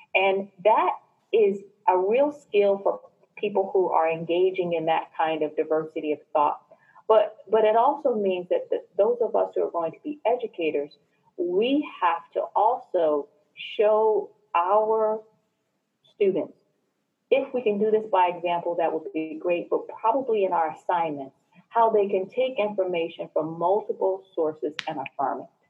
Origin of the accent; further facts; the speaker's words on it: New Jersey, United States; I was born and raised in New Jersey